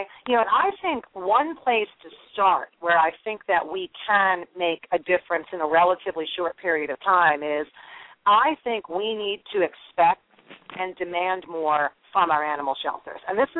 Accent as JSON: {"language": "English", "region": "New Jersey", "country": "United States", "tie": "born or raised there"}